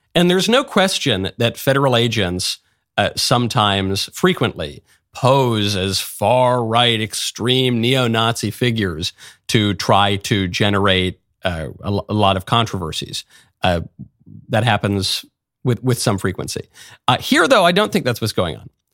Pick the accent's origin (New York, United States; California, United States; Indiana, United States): New York, United States; New York City; I'm a New Yorker, so I've spent a lot of time in Saint Pat's over, over the years.